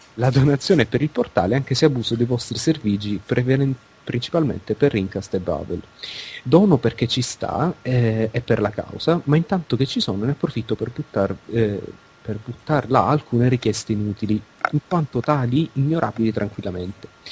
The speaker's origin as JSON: {"language": "Italian", "town": "Palermo", "region": "Sicily", "country": "Italy", "tie": "born or raised there", "said": "è la mia città natale."}